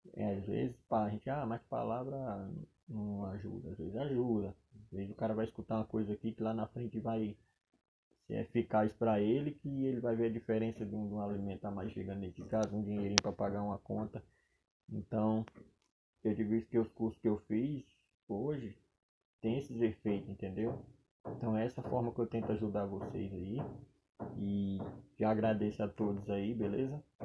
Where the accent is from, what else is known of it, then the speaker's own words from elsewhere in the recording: Solânea, Paraíba, Brazil; also born or lived in João Pessoa, Paraíba / São Paulo; sou natural de Solânia, Paraíba